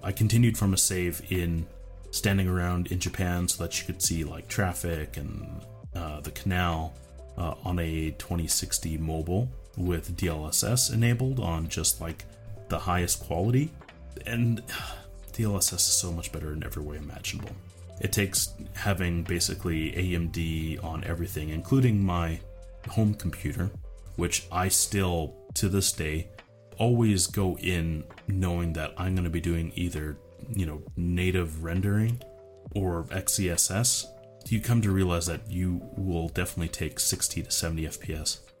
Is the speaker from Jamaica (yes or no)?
no; Canada; as a Canadian